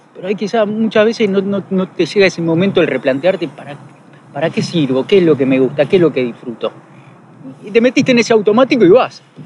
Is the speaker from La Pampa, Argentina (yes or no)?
no; Mar del Plata, Buenos Aires Province, Argentina; Soy de Mardel, tengo mis amigos, son los que me conocen